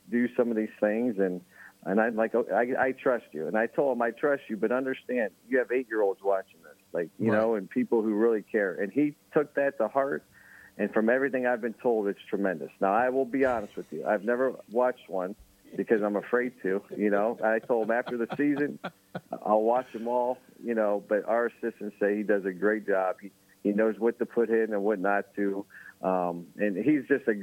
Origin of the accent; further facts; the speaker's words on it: Jackson, United States; moved away; my hometown in Jackson, where I coached high school before this